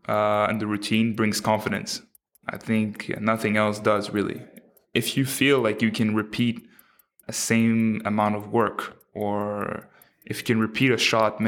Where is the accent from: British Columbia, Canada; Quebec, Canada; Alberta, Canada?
Quebec, Canada; Quebec City; also born or lived in Montreal; I grew up in Quebec City. I was born in Montreal, but then raised in a quiet little neighborhood in Quebec City.